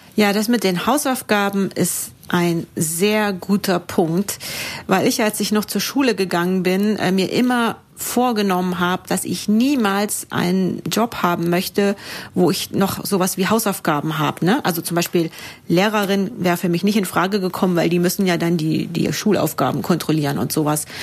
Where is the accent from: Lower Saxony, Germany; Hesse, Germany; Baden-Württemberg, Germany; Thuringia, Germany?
Thuringia, Germany; now in Munich, Germany; in München, wo ich wohne. Ursprünglich komme ich aber aus Thüringen